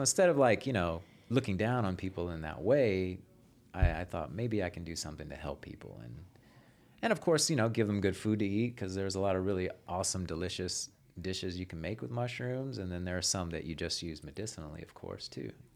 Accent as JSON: {"language": "English", "town": "Houston", "region": "Texas", "country": "United States", "said": "Originally from Houston"}